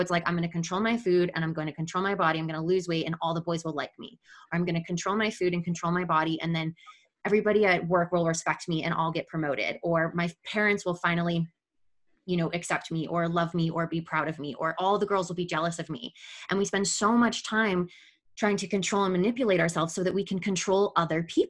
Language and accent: English; Midwest, United States; growing up in the Midwest and, you know, growing up in our Catholic Italian family